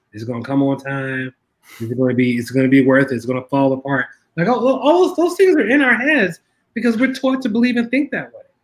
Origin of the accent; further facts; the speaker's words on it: Philadelphia, Pennsylvania, United States; I grew up in North Philly